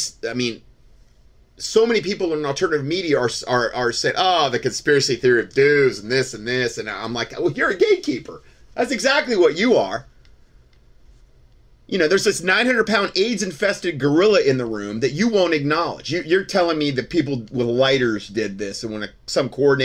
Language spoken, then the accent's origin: English; Southwest Florida, United States; growing up in Southwest Florida